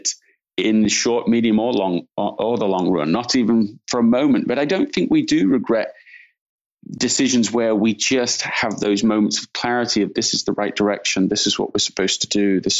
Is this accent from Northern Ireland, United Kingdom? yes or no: no; Leeds, Yorkshire and the Humber, United Kingdom; also born or lived in London; Yeah, I'm from London, England originally, and grew up in Leeds in Yorkshire in the north of England.